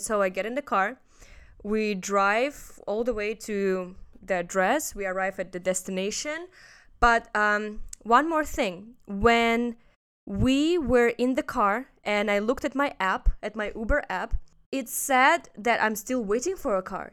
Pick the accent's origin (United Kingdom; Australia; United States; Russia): Russia; now in Hong Kong; I'm from Russia.